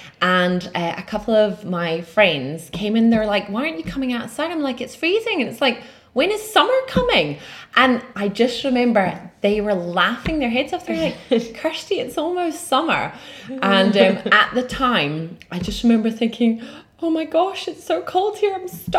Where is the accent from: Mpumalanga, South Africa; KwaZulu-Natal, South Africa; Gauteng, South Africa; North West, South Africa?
Gauteng, South Africa; Germiston; now in Glasgow, United Kingdom; So yeah, I'm originally from a lovely little place called Germiston, just outside of Johannesburg, and that is over in sunshiny South Africa.